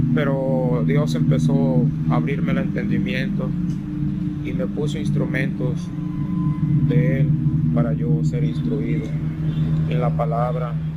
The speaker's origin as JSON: {"language": "Spanish", "region": "Jalisco", "country": "Mexico", "tie": "born or raised there", "moved": "yes", "lives_now": "Monterrey, Mexico", "said": "yo soy de Jalisco. Este, eh, vengo de una familia campesina"}